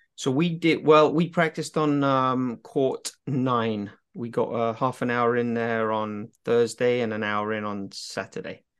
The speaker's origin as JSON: {"language": "English", "region": "England", "country": "United Kingdom", "said": "being English, because we grew up around"}